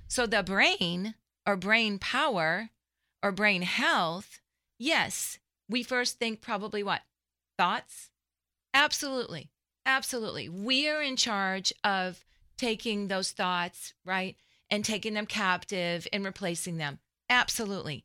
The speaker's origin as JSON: {"language": "English", "town": "Framingham", "region": "Massachusetts", "country": "United States", "tie": "born or raised there", "also_born_or_lived": "Dallas-Fort Worth, Texas", "moved": "as an adult", "lives_now": "Dallas, United States"}